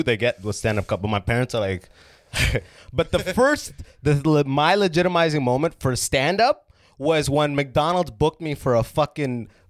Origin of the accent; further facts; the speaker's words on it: Sudan; I didn't have Jamaica. I'm from Sudan, which is like, there's no, like, you'll kill you for weed.